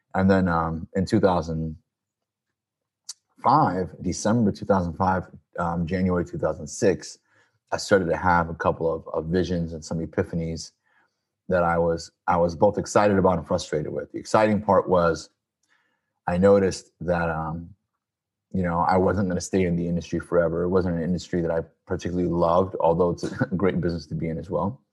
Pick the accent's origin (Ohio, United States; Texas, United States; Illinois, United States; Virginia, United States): Illinois, United States; Peoria; moved away as an adult; also born or lived in Chicago; now in California, United States; I was born and raised in Peoria, Illinois, the good old Midwest